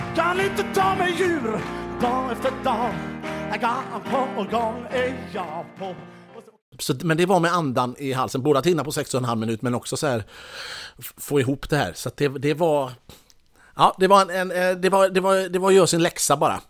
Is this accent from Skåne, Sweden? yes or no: no; Mölndal, Västra Götaland, Sweden; jag är ju ändå från Mölndal